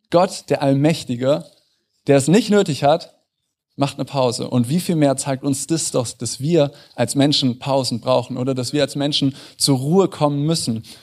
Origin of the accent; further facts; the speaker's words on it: Northern Germany, Germany; now in Munich, Germany; Ich bin vor fünf Jahren nach München gezogen. Ich bin kein Münchner Original. Äh, ich bin zugezogen aus dem Norden.